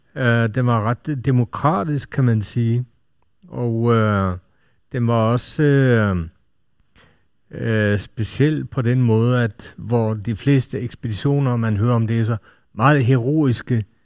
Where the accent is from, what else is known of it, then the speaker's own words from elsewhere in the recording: Norway; Nu er jeg selv nordmand